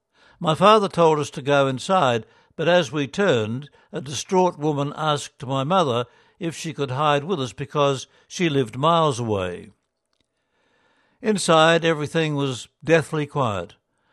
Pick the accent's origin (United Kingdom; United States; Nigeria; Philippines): Philippines; I also learnt that those who attacked my hometown were not soldiers, but the Abu Sayyaf.